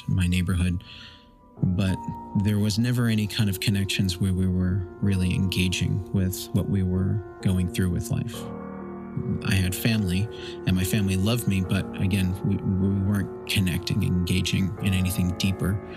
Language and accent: English; New York, United States; I grew up in New York, born in 1979